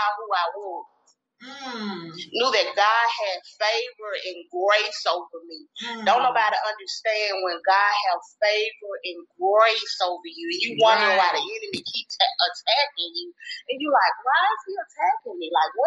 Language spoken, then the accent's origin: English; Greenwood, United States; also born or lived in Atlanta, Georgia; So I moved back to Greenwood when I was about 2 months old